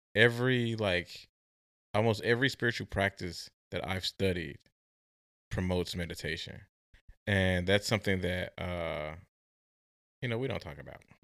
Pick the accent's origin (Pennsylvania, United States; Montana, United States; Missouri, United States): Missouri, United States; St. Louis; also born or lived in Oklahoma; now in Oregon, United States; I was born and raised in Saint Louis, but I went to school in Oklahoma